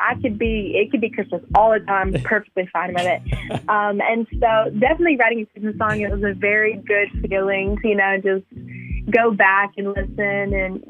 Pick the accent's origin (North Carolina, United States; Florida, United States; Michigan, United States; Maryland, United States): North Carolina, United States; Charlotte; I'm actually from Charlotte, North Carolina